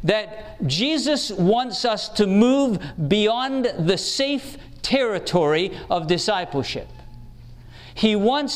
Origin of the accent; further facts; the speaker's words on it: England, United Kingdom; I grew up in England where the tradesmen learned in what we called apprenticeships